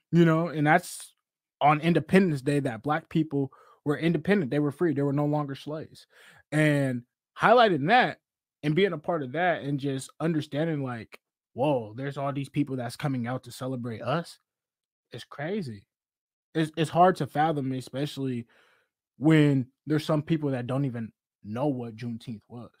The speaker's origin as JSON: {"language": "English", "town": "Seattle", "region": "Washington", "country": "United States", "tie": "born or raised there", "said": "I'm from Seattle, Seattle, Washington, born and raised in the South End"}